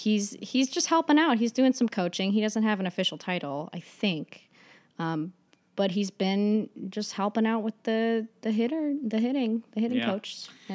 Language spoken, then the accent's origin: English; Northern California, United States; But I grew up in Northern California. But I lived in a house with all my family from Seattle